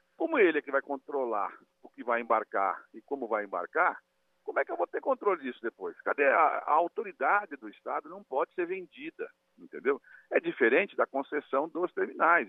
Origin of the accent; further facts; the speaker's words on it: São Vicente, São Paulo, Brazil; Eu venho de São Vicente, a cidade que criou o primeiro porto do, do, da história do país, né? o, o Porto das Naus, e, e, estou ao lado, né? vivi ao lado de Santos